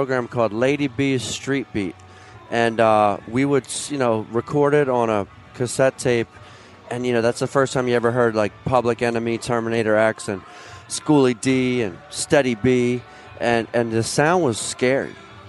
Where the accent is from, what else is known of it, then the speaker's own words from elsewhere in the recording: Philadelphia, Pennsylvania, United States; growing up in Philly, so I was in the 80s